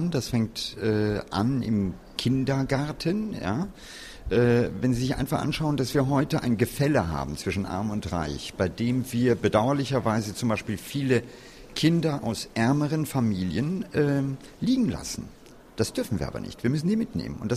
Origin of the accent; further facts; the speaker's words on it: Hennef, North Rhine-Westphalia, Germany; Und äh, in meiner Heimat Hennef, die ist nicht weit weg von hier